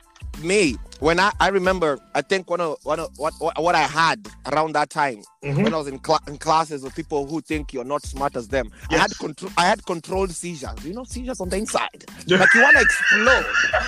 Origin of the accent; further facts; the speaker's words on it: Kenya; moved away as an adult; now in United States; I think one of my biggest challenges when I came from Kenya, I went to Wichita State University in Kansas.